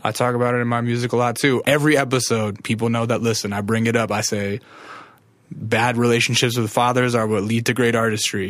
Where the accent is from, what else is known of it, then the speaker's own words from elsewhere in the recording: Alaska, United States; moved away; I'm from Alaska.